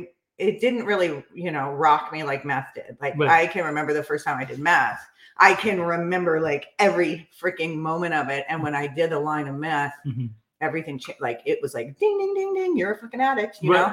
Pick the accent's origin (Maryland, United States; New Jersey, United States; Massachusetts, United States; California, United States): California, United States; San Clemente; I was born in San Clemente, raised in San Clemente.